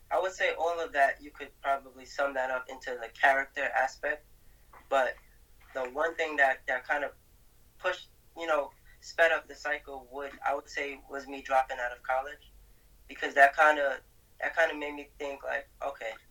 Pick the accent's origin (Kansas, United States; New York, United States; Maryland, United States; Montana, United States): New York, United States; Brooklyn; Brooklyn, New York. I'm 20 now. Um, I got about five siblings, I think.